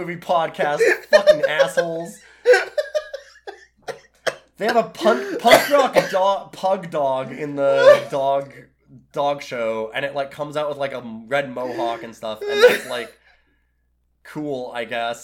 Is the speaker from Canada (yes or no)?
yes; Canada; I'm Canadian, so I say toque